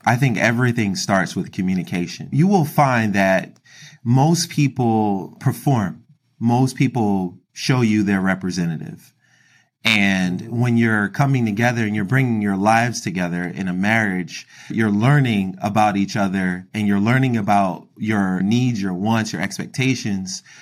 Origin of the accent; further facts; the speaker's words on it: Philadelphia, Pennsylvania, United States; I grew up in Philadelphia, Pennsylvania